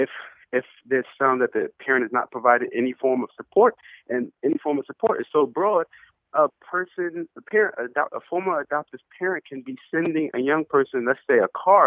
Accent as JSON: {"language": "English", "region": "New York", "country": "United States", "tie": "born or raised there", "said": "my home state, New York"}